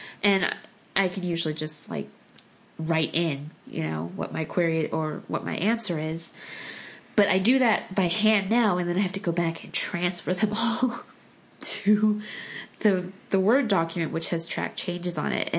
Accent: United States; first language Korean; English is a second language; I was born in the States

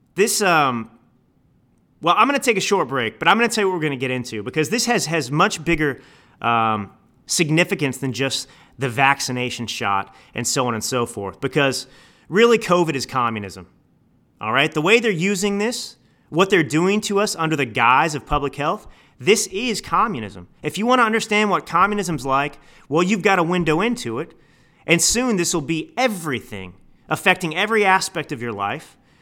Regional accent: Texas, United States; I grew up in Texas

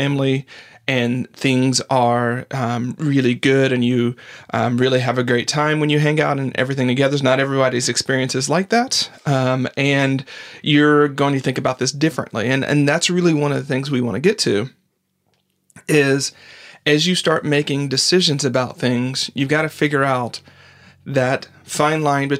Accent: the South, United States; Like, we grew up in the South.

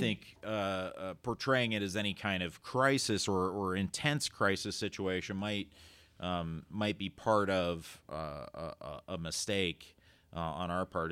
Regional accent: Lisbon, Ohio, United States; growing up in Lisbon, Ohio

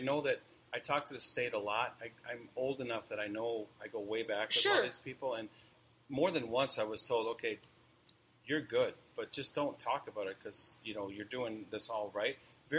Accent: California, United States; And I came from California, Bay Area, where kind of the birth of craft beer, really.

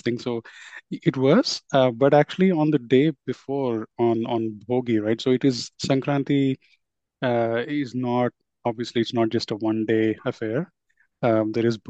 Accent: Hyderabad, Telangana, India; I grew up in Hyderabad and I was fortunate though to have part of my family from the coastal region of Andhra

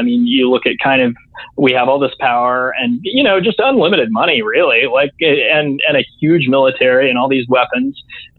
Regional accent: the Bible Belt, United States; Yeah, I grew up in the Bible Belt.

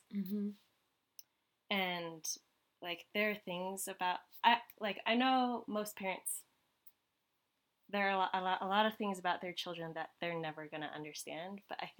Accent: Connecticut, United States; English is a second language; growing up in a very white town in Connecticut.

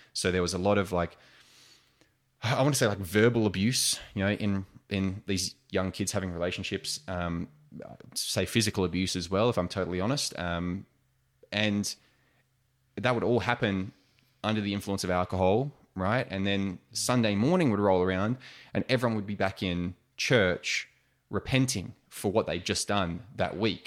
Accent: Australia; also born or lived in United States; being classic Australian larrikins

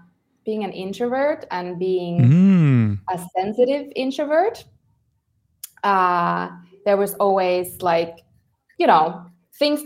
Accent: Finland; moved away as an adult; also born or lived in Helsinki; now in El Salvador; I'm originally from Finland.

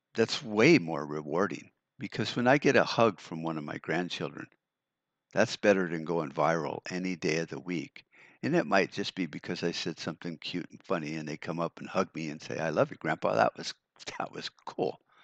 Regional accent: United States

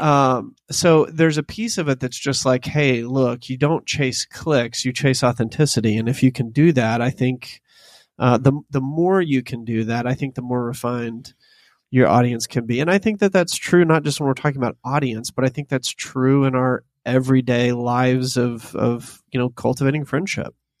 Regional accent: the South, United States; the poetry that I was born into as a Southerner

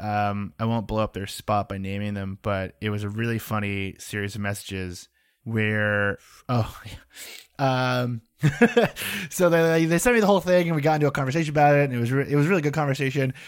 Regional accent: United States; along one highway that I grew up on

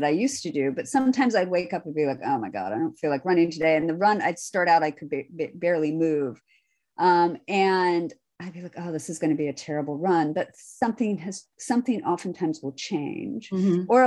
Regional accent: Midwest, United States; I'm from the Midwest

